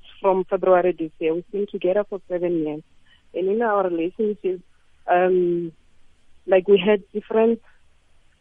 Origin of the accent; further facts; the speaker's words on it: Limpopo, South Africa; moved away as an adult; now in Gauteng, South Africa; We are from Limpopo